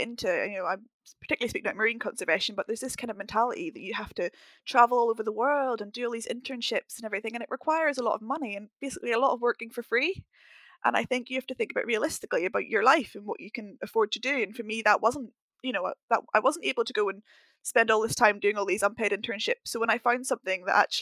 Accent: Northern Ireland, United Kingdom; moved away as an adult; also born or lived in Stirling, Scotland / London; I grew up in Northern Ireland

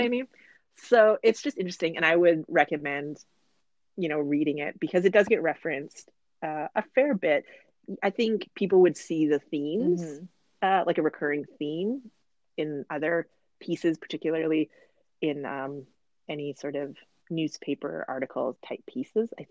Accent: Canada; we're properly Canadian kids

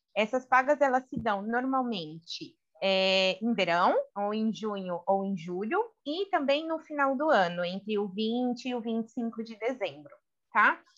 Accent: Brazil; accent: Brazilian; now in Spain; meu sotaque brasileiro

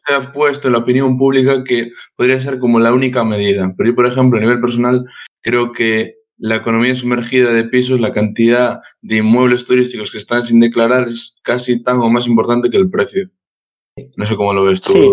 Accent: Santiago de Compostela, Galicia, Spain; yo que soy de Santiago

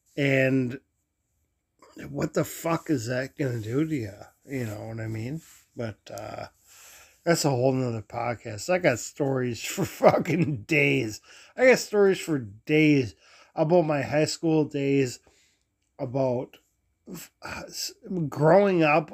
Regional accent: Minneapolis, Minnesota, United States; I grew up in South Minneapolis

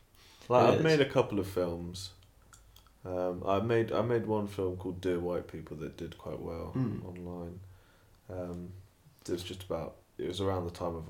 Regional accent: Stratford, England, United Kingdom; I grew up in Stratford, majority of the people in my life are white

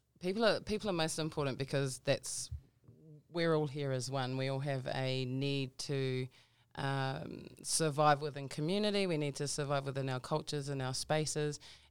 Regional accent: Auckland, New Zealand; also born or lived in Mangere; I grew up in South Auckland, Manurewa.

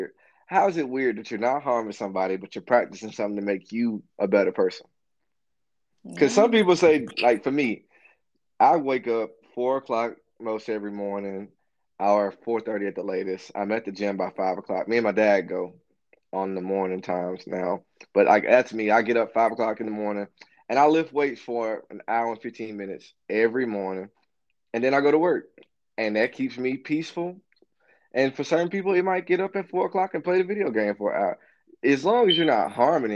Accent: Birmingham, Alabama, United States; I'm from Birmingham

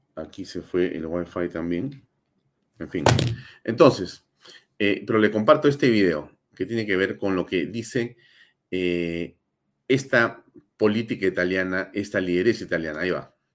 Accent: Peru; somos los peruanos

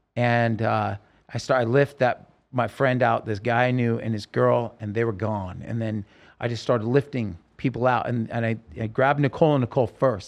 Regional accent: Oregon, United States; I grew up in Oregon

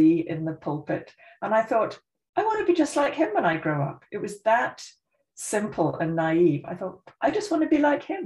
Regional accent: Oving, South East England, United Kingdom; moved away as an adult; also born or lived in Scotland / Aylesbury / Montreal, Canada; I grew up in a tiny little village you will never have heard of called Oving, in Buckinghamshire

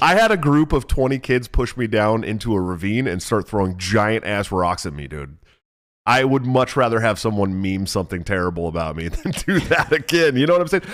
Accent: Oakland, California, United States; also born or lived in San Francisco Bay Area; I'm from Oakland

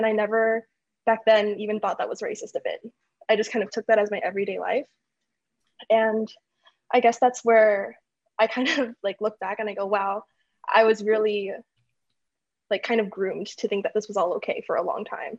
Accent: Wichita, Kansas, United States; I grew up in Wichita, Kansas, where it's predominantly Caucasian.

